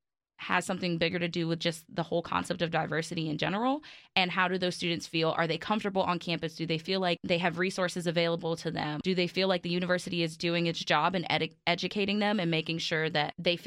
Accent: New York City, New York, United States; moved away; I grew up in Brooklyn

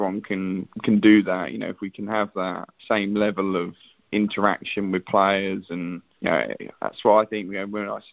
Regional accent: England, United Kingdom; as an Englishman

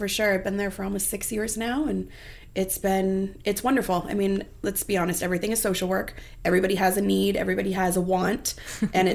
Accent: Miami, Florida, United States; moved away as an adult; also born or lived in Tallahassee, Florida; now in Boise, United States; I'm from Miami, born and raised

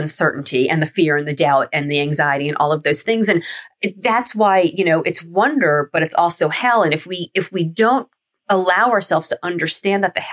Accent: Miami, Florida, United States; growing up in Miami

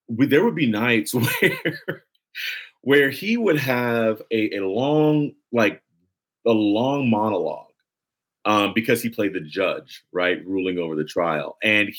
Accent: Los Angeles, California, United States; Los Angeles. I'm from here

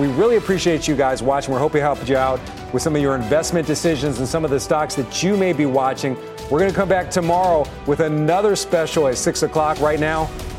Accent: Philadelphia, Pennsylvania, United States; moved away; also born or lived in Boston; I'm from Philadelphia, too.

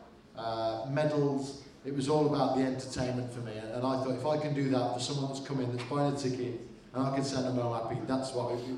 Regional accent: Birmingham, West Midlands, United Kingdom; growing up as a football fan, I was a Villa fan as a kid. I'm from the Midlands

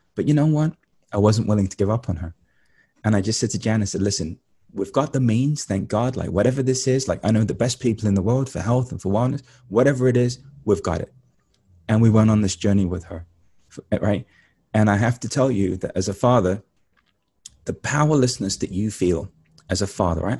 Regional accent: London, United Kingdom; moved away; I grew up in East London

